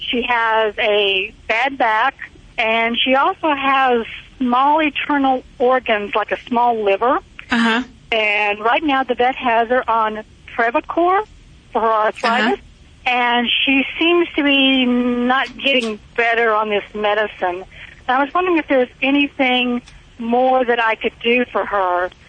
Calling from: Alabama, United States; Uh, today I'm in Alabama.

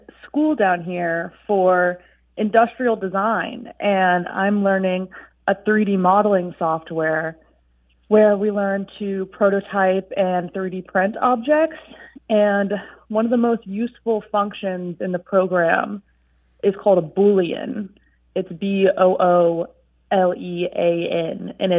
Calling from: Savannah, Georgia, United States; I'm calling from Savannah, Georgia.

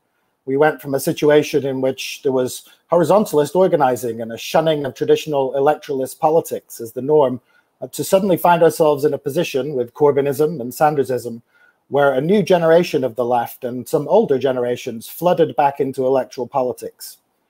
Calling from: Washington, District of Columbia, United States; And I'm joining you from Washington, DC.

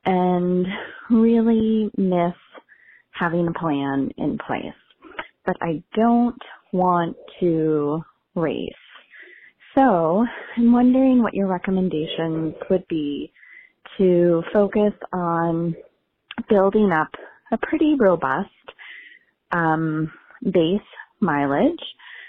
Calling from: Shoreview, Minnesota, United States; I am calling from Shoreview, Minnesota.

